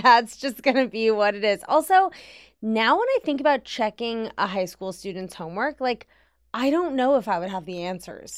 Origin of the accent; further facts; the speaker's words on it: Washington, District of Columbia, United States; In Washington, D C